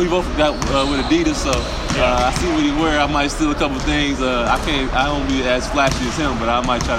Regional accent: Milwaukee, Wisconsin, United States; moved away; I grew up in Milwaukee

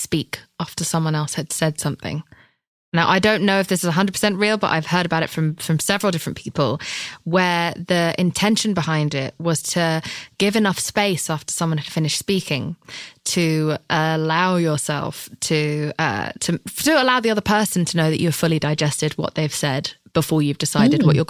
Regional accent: United Kingdom; I'm British.

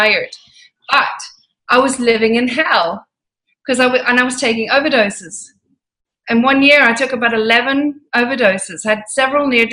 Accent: Ireland; moved away as an adult; now in London, United Kingdom; Irish parents, moved back to Ireland. And I lived a very unusual life in Ireland

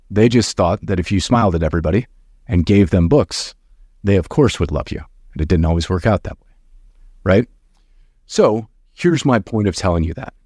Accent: outside of Detroit, Michigan, United States; I grew up very poor outside of Detroit

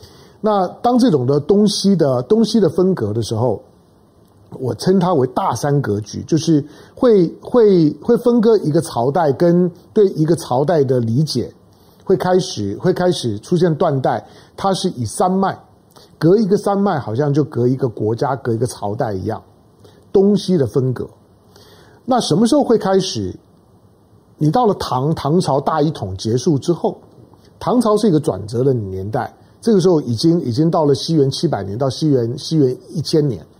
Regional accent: Taiwan; 我生活在台湾呢，我作为一个一个一个中华民国有感情的人，毕竟我们我们都在这个体系下长大

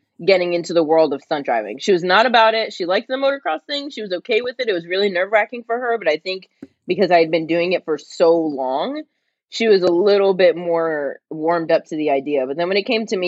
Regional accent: New Jersey, United States; moved away as an adult; now in California, United States; I grew up in New Jersey where we actually have seasons, unlike California where I live now

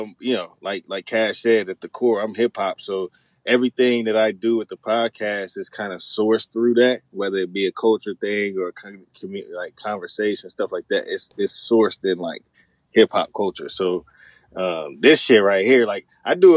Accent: Chattanooga, Tennessee, United States; moved away as an adult; also born or lived in Spangdahlem, Germany; I'm from Chattanooga, Tennessee

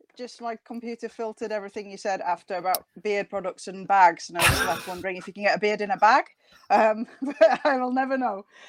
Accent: United Kingdom; accent: northern; now in Nottingham, United Kingdom

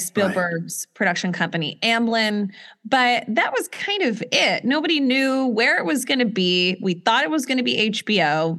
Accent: Atlanta, Georgia, United States; I was born in Atlanta

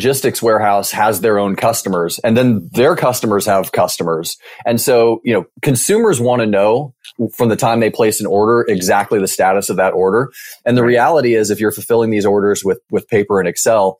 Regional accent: Mercer Island, Washington, United States; moved away as an adult; now in Bay Area, United States; I grew up in a small town called Mercer Island, Washington, which is just outside of Seattle.

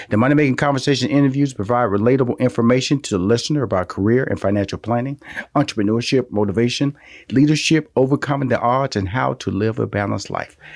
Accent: Houston, Texas, United States; I was born in the Fifth Ward. I lived there the first ten years of my life.

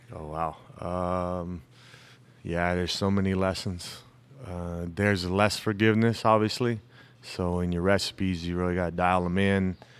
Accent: Tucson, Arizona, United States; born and raised in Tucson. I'm one of the few natives.

